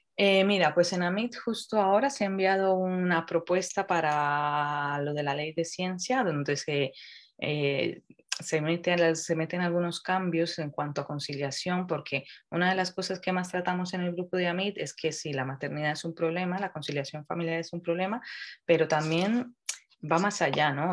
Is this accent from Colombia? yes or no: yes; Colombia; now in Madrid, Spain; soy colombiana y creo que en ese sentido me ha ayudado mucho el crecer en un ambiente donde esto es, se ve totalmente diferente